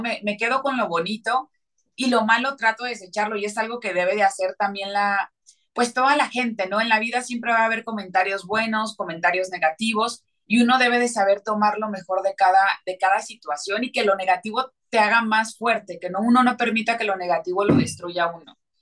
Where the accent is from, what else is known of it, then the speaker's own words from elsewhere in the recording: Mexico; yo soy cantante mexicana